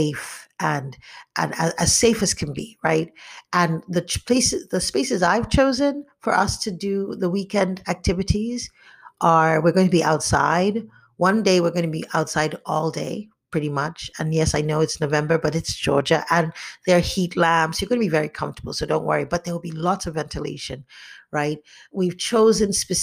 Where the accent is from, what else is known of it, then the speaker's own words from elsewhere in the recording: Nigeria; growing up in Nigeria